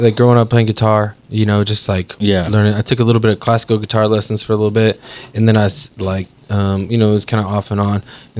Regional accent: Dallas, Texas, United States; Man, I grew up in Dallas, Texas, so I went to Lake Highlands High School

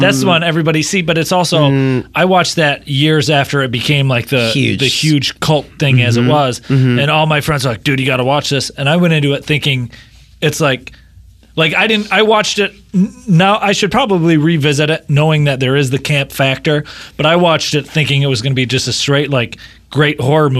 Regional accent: Michigan, United States; I'm from Michigan

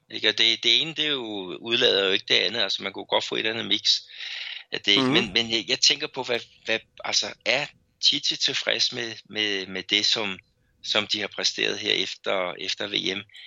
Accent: Brazil; also born or lived in Belo Horizonte; som brasilianer

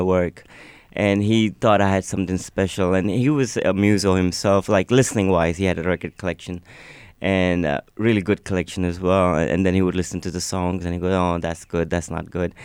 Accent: Pakistan; first language Urdu; English is a second language; also born or lived in United States; now in Lennox Head, Australia; I was born in Pakistan and I went to a school that, that was a private school

